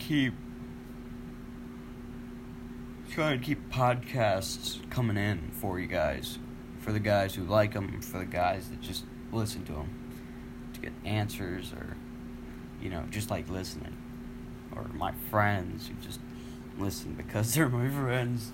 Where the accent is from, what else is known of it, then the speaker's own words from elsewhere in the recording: United States; I'm an American